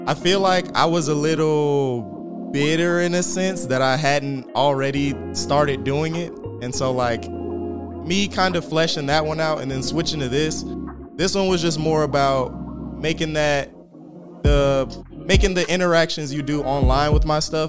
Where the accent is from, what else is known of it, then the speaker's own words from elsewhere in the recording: Riverdale, Georgia, United States; I'm from Riverdale, Georgia